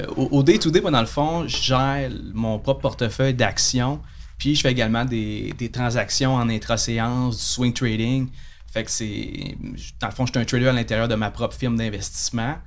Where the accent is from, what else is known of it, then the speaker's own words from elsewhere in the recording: Saguenay, Quebec, Canada; moved away as an adult; also born or lived in Montreal North Shore (Lorraine, Blainville); je viens de Chicoutimi